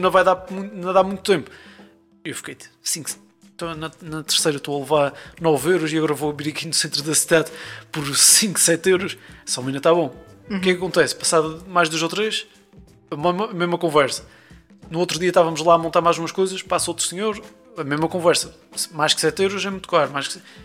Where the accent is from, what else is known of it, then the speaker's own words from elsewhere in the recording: Azores, Portugal; sou dos Açores